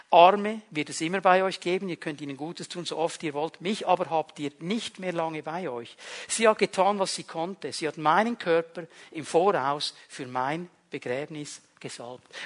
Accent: Switzerland; Darf ich ein bisschen appellieren an unsere, soll ich dem jetzt sagen, Sicherheitsbedürftigkeit als Schweizer?

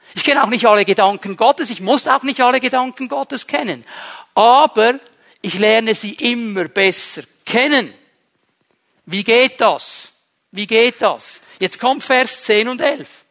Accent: Switzerland; Wir als Schweizer

